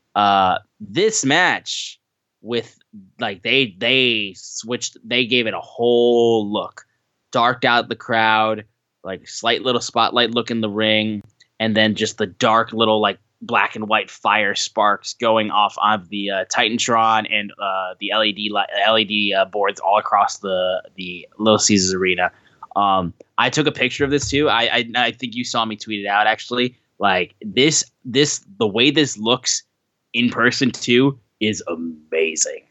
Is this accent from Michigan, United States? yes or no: yes; Michigan, United States; we're from Michigan